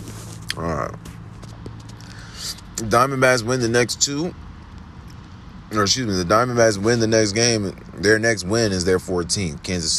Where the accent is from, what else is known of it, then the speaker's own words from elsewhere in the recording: New York City, New York, United States; also born or lived in Bronx; I'm from Queens, ho. But let's see. I'm really born in the Bronx.